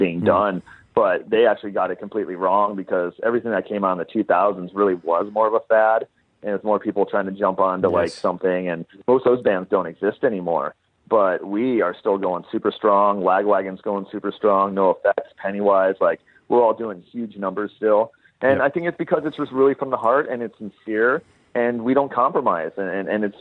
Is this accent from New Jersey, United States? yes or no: no; Southern California, United States; growing up in Southern California